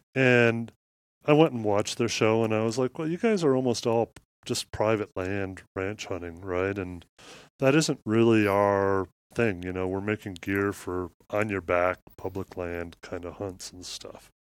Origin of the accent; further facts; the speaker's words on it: Midwest, United States; I grew up in Midwest farmland